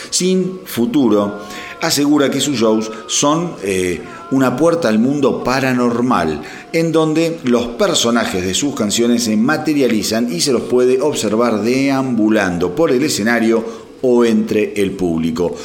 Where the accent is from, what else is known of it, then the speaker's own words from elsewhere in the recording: Berazategui, Buenos Aires Province, Argentina; also born or lived in Quilmes; yo soy oriundo de Verazategui